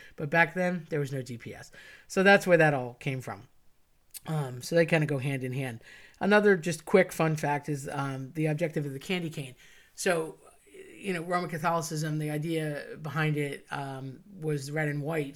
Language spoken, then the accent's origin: English; United States; as an American